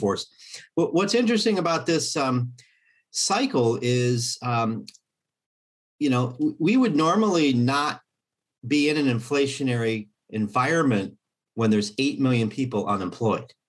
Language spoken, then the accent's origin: English; Kansas City, United States; my hometown Fed